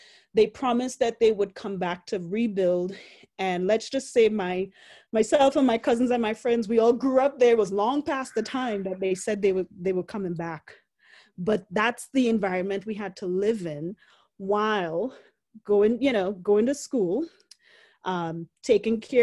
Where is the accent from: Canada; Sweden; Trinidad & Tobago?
Trinidad & Tobago; Port of Spain; also born or lived in South Dakota; now in Denver, United States; growing up in Port of Spain